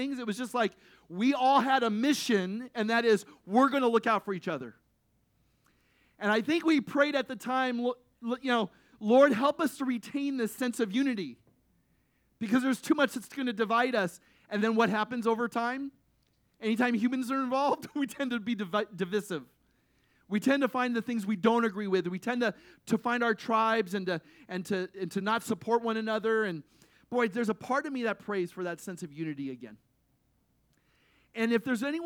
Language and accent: English; United States; the unity we showed as American people